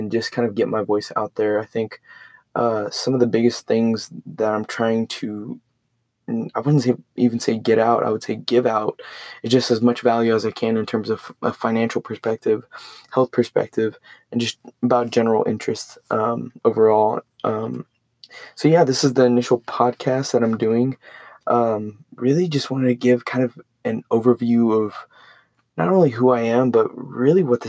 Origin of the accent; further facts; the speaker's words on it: Port Lavaca, Texas, United States; Went to high school in Port Lavaca, Texas, super small town